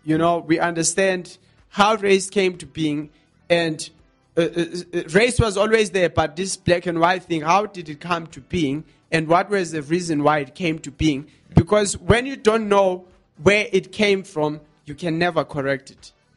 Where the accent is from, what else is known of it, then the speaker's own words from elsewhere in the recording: South Africa; us as South African people